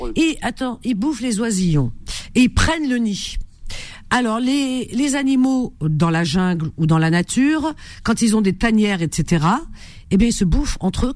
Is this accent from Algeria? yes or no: yes; Algeria; moved away; je suis native et d'origine algérienne